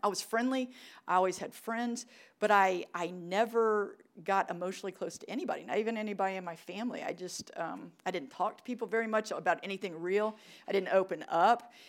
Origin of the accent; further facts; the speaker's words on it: New Orleans, Louisiana, United States; moved away; I was born in New Orleans. We just had this talk. Um, Louisiana, baby. I loved it. What a great city. Good food, good culture. Mardi Gras, right? We had Mardi Gras vacation. It was awesome. I really loved growing up there.